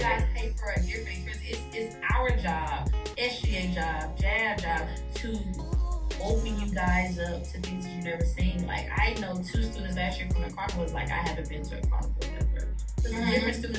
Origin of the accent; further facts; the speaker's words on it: Shreveport, Louisiana, United States; And a lot of my family is, because I'm from Shreveport.